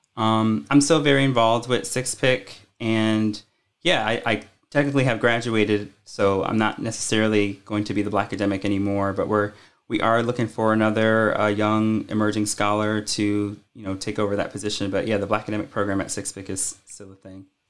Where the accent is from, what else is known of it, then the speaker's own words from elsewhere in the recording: Connecticut, United States; moved away as an adult; now in Richmond, United States; I'm originally from Connecticut